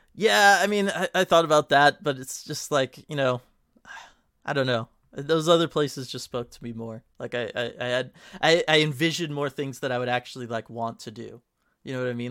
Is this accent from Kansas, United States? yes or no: no; California, United States; born and raised in California.